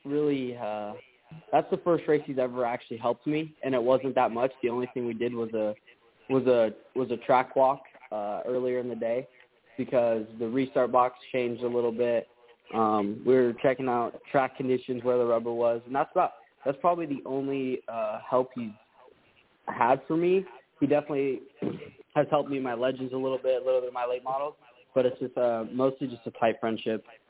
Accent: Las Vegas, Nevada, United States; my hometown of Vegas

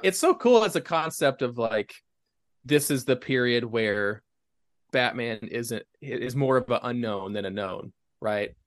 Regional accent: East Tennessee, United States; growing up in East Tennessee, like, I was not, I was more of a country kid

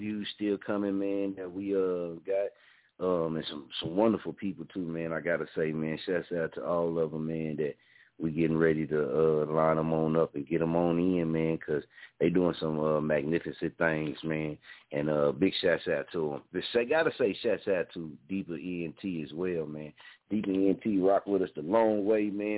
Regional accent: Muskogee, Oklahoma, United States; moved away as an adult; I'm born and raised in Muskogee, man. Love my city

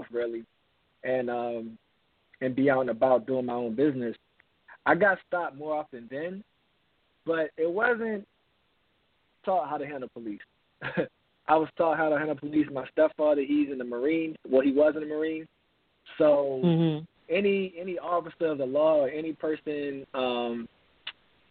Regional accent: Baltimore, Maryland, United States; I'm from Baltimore, Maryland

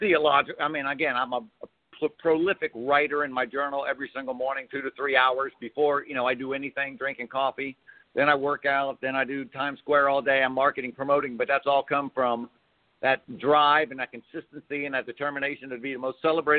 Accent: Cincinnati, Ohio, United States; moved away as an adult; now in New York City, United States; I went home to my hometown, did it there in Cincinnati

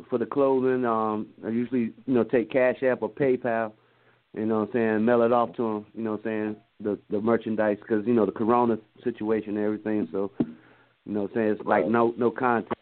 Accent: Virginia, United States; now in Atlanta, United States; I'm originally from Virginia

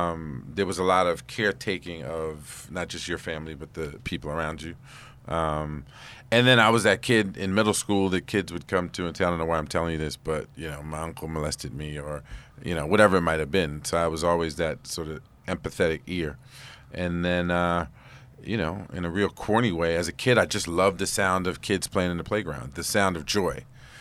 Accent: New York City, New York, United States; I grew up in East Harlem

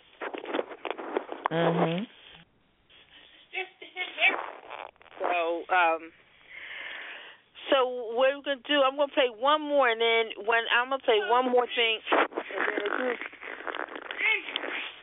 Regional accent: Philadelphia, Pennsylvania, United States; I am born and raised Philadelphia, whether I sound like it or not

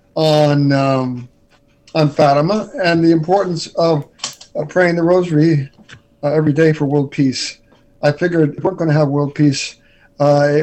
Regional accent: New York City, New York, United States; I was raised in New York City. Early years in the Bronx and Riverdale, New York.

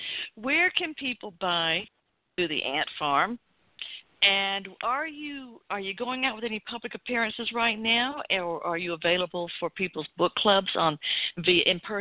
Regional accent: Atlanta, Georgia, United States; I grew up in Southeast Atlanta.

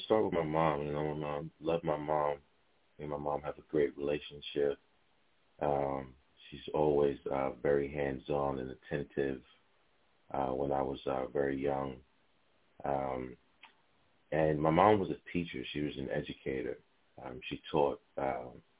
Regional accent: New York City, New York, United States; I'm from Harlem

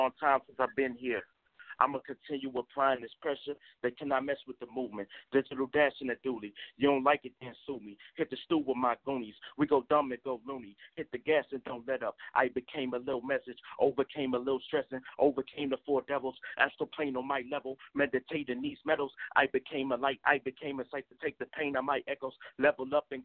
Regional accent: Brenham, Texas, United States; I'm from a small town in Brenham, Texas

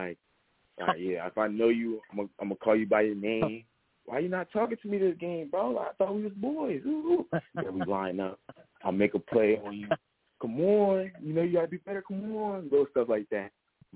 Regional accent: New Jersey, United States; moved away as an adult; also born or lived in Indiana, Pennsylvania; we're both from Jersey.

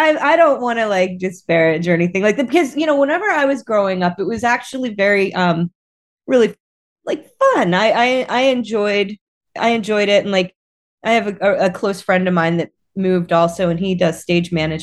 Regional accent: central Pennsylvania, United States; now in Berkeley, United States; originally I am from central Pennsylvania

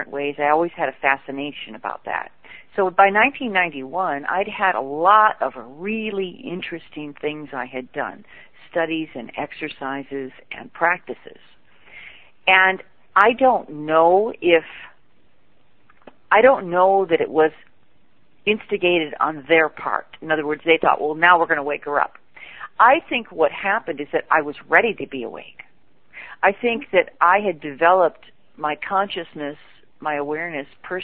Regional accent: Michigan, United States; I grew up in the Midwest in a little small town in Michigan.

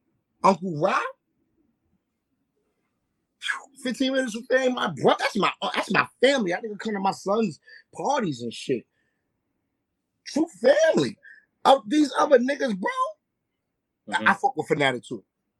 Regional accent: New York City, New York, United States; I'm from Harlem.

